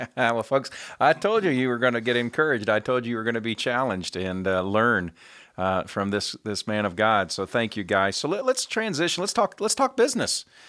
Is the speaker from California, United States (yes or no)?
no; Indianapolis, Indiana, United States; my hometown of Indianapolis, Indiana.